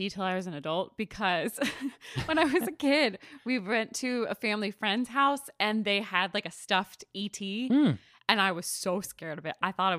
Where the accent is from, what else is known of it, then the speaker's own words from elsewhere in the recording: Philadelphia, Pennsylvania, United States; I'm also from Philadelphia